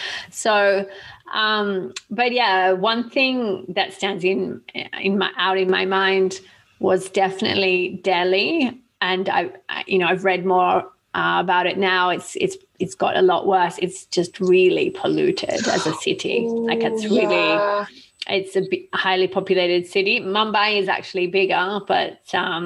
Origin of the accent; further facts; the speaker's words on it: Australia; I'm Australian